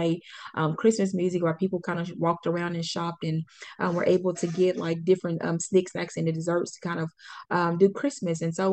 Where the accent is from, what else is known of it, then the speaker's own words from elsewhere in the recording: Pine Bluff, Arkansas, United States; I grew up in Pine Bluff